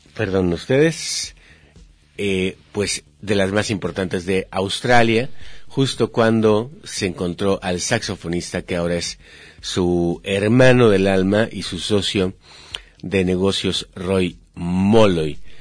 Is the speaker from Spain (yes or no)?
no; Mexico; somos mexicanos